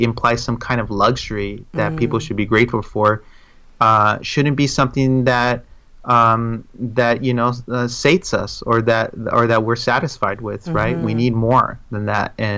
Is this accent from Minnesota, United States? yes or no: no; Inland Empire, San Bernardino County, California, United States; born or raised there; moved away as an adult; also born or lived in San Gabriel, California / Pomona, California / El Monte, California; now in Chicago, United States